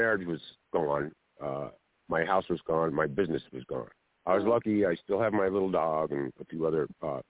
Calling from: Harbor area, Southern California, United States; I'm calling from the Harbor area in Southern California.

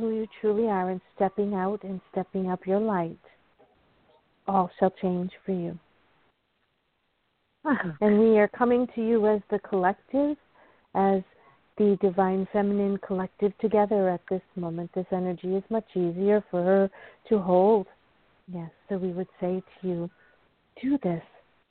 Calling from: North Carolina, United States; Hi, Claudia. It's … from North Carolina.

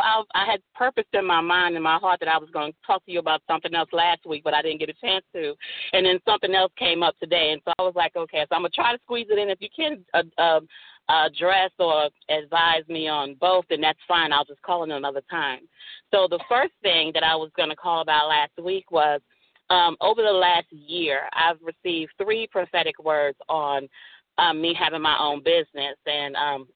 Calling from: Dallas, Texas, United States; I'm calling from Dallas, Texas.

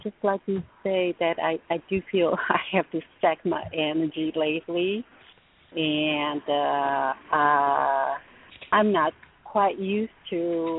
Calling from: California, United States; From the San Francisco Bay Area.

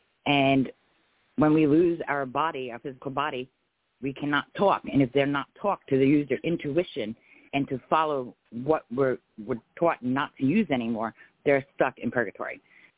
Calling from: Florida, United States

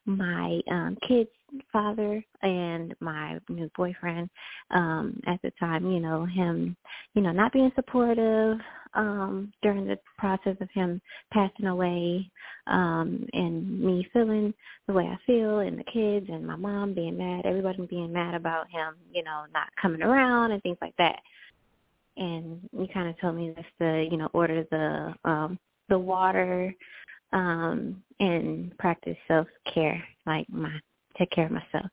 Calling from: Selma, Texas, United States; I'm calling from Texas, Selma, Texas.

